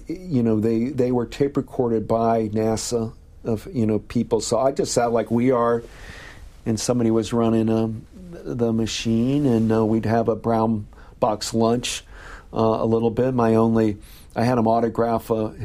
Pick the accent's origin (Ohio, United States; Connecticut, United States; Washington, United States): Ohio, United States; Perrysburg; also born or lived in Toledo, Ohio; I was in Perrysburg